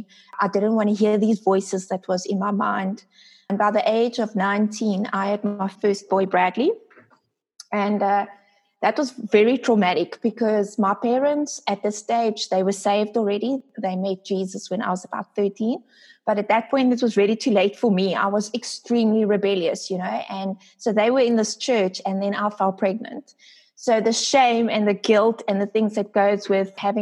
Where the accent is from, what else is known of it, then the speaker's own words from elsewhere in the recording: Port Elizabeth, Eastern Cape, South Africa; I am from South Africa, a small city called Port Elizabeth.